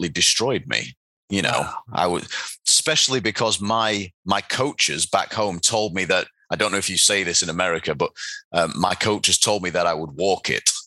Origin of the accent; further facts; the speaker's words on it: Doncaster, Yorkshire and the Humber, United Kingdom; Taekwondo athletes from Doncaster, my hometown